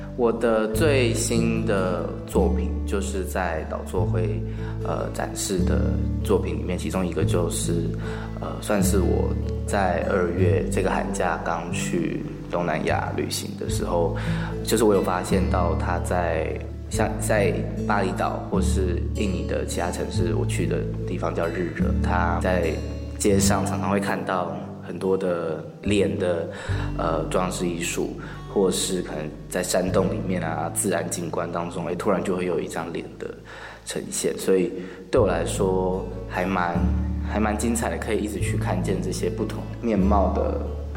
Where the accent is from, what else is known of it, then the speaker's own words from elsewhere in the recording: Tainan, Taiwan; 我来自台南，然后我过去毕业于台北艺术大学剧场设计系，主修服装设计，然后我研究所开始在南艺大纤维组学习当代艺术